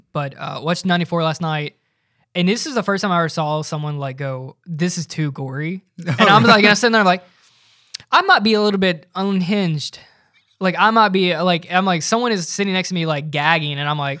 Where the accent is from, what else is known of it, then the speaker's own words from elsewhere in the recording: United States; I'm an American.